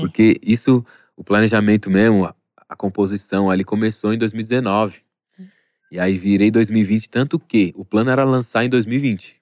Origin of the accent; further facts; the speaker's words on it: São Paulo, Brazil; eu sou da Vila Maria